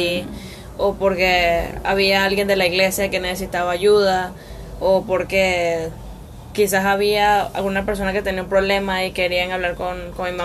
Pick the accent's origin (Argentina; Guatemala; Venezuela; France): Venezuela; Caracas, Capital District; Y también cabe destacar que las dos nacimos en Caracas.